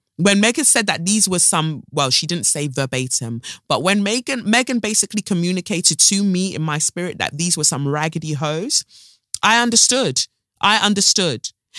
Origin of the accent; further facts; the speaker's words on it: United Kingdom; born there; Me, I am born here and I'm British.